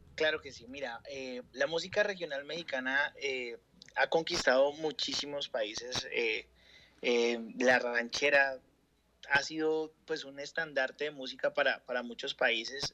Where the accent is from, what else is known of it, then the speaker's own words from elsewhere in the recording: Colombia; acá en Colombia